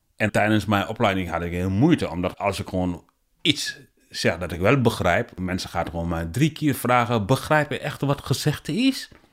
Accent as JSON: {"language": "Dutch", "country": "Senegal", "tie": "born or raised there", "also_born_or_lived": "Guinea", "second_language": "Dutch", "moved": "yes", "lives_now": "Netherlands", "said": "ik ben geboren in eh, Guinea en uh, opgegroeid in Senegal. Zeg maar, ik woon eh, sinds 2000 in Nederland"}